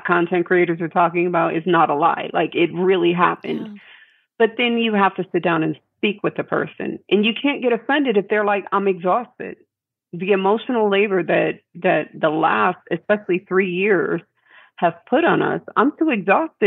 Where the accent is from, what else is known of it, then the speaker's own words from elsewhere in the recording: New York, United States; moved away; I'm a New Yorker originally